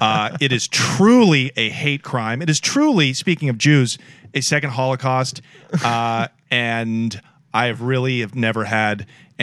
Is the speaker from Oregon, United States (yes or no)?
yes; Portland, Oregon, United States; I'm a kid from Northeast Portland